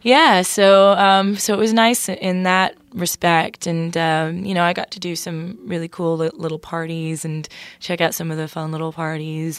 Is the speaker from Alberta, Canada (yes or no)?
no; Toronto, Ontario, Canada; moved away as an adult; now in Nashville, United States; I'm from Toronto